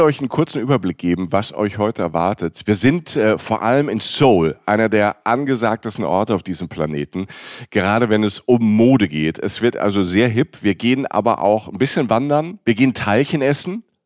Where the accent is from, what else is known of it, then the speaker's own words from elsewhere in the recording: Rhineland-Palatinate, Germany; ich bin ja Pfälzer